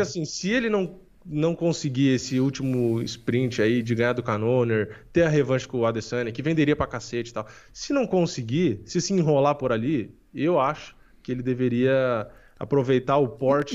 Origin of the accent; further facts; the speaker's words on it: São Paulo, Brazil; also born or lived in Praia Grande; eu nasci aqui em São Paulo